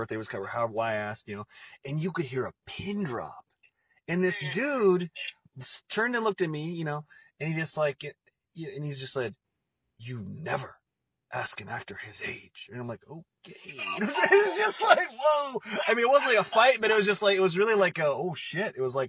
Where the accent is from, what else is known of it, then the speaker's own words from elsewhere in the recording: Portland, Oregon, United States; moved away as an adult; now in Los Angeles, United States; I born and raised in Portland, Oregon, but when I moved to LA for acting